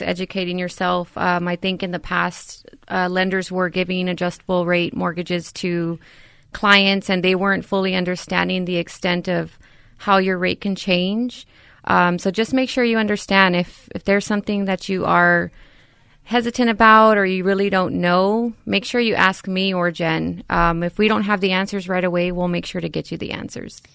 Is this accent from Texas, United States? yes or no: yes; San Antonio, Texas, United States; born and raised in San Antonio